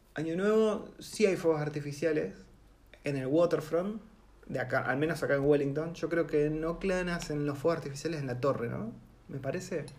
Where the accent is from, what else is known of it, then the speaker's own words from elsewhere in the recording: Argentina; moved away as an adult; now in New Zealand; en Argentina yo me acuerdo que nos teníamos que organizar para no pisarnos con la vacación